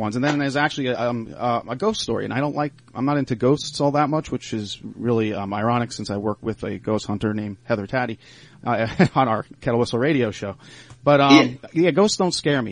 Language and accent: English; Long Island, New York, United States; also born or lived in Cooperstown, New York; now in Pittsburgh, United States; I'm from Long Island, actually, and I'm a transplant here in Pittsburgh